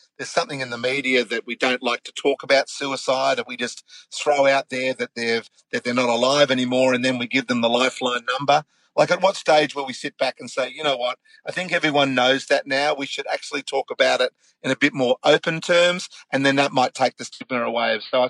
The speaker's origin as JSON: {"language": "English", "country": "Australia"}